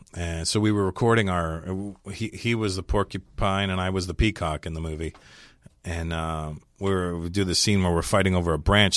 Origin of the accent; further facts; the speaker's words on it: Canada; moved away as an adult; now in United States; I'm Canadian.